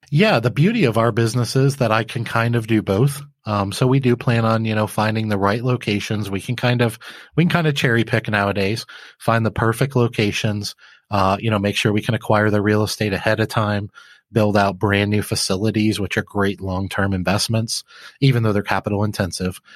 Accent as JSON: {"language": "English", "town": "Flint", "region": "Michigan", "country": "United States", "tie": "born or raised there", "said": "I grew up in Flint, Michigan"}